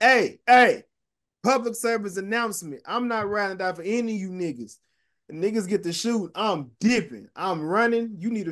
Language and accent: English; the South, United States; I'm the nigga from the South.